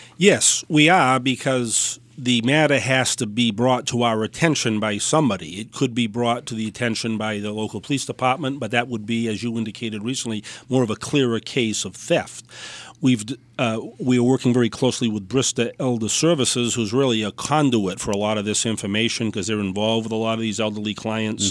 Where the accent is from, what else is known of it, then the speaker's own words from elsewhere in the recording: Dartmouth, Massachusetts, United States; also born or lived in New Bedford, Massachusetts; now in Fall River, United States; I grew up in Dartmouth.